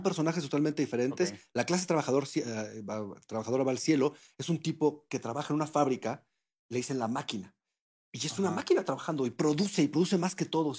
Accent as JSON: {"language": "Spanish", "country": "Mexico", "said": "lo que somos como mexicanos"}